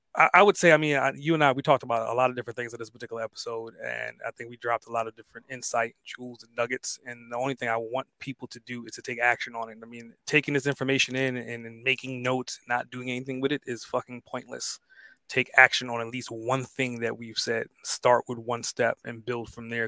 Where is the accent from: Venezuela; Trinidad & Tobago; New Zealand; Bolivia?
Trinidad & Tobago; now in United States; I'm, like, more so, like, a Caribbean person, right? I was born in the islands